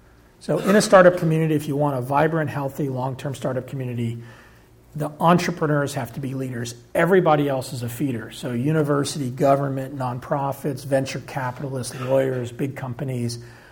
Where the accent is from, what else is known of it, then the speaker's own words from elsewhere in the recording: Arkansas, United States; born there; Nope. I was born in Arkansas.